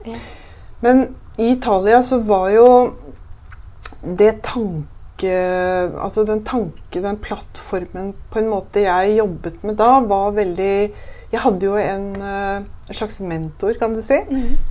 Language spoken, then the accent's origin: Norwegian; Bærum, Akershus, Norway; jeg vokste opp på Høvik, som ikke er så langt unna her, og på Jar senere